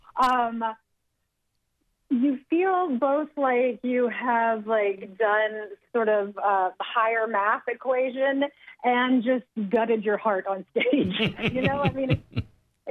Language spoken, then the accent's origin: English; Asheville, North Carolina, United States; moved away; my hometown in Asheville